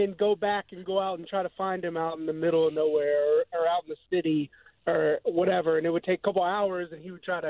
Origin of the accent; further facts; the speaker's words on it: Dallas, Texas, United States; moved away as an adult; now in Jacksonville, United States; I'm actually from Dallas, Texas.